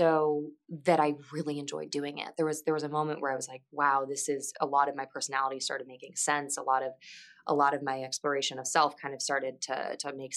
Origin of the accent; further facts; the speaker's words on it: Midwest, United States; I'm from the Midwest